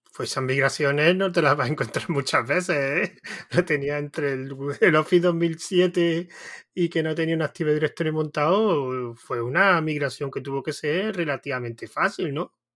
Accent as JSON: {"language": "Spanish", "region": "Andalusia", "country": "Spain", "said": "yo soy de Andalucía"}